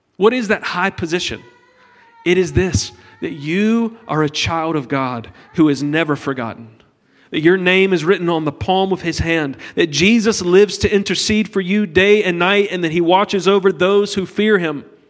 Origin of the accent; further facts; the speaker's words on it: United States; we're from America